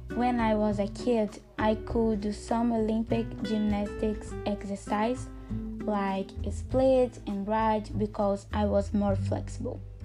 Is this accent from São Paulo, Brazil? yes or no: no; Barão de Cocais, Minas Gerais, Brazil; now in Timóteo, Brazil; I was born in Barão de Cocais, Minas Gerais in 2003, but I lived there until I was 15 years old when I moved to Timóteo to study at Cefet